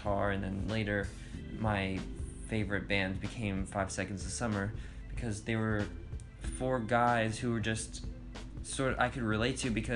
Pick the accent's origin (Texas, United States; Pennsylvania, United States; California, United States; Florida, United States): Florida, United States; Inverness; growing up in Inverness, Florida, always drawing, wanting to be an artist